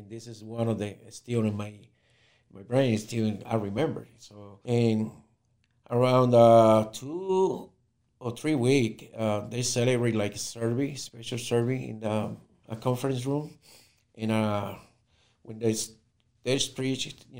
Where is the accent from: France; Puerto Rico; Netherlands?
Puerto Rico; Ponce; I'm from Puerto Rico, growing in the city of Ponce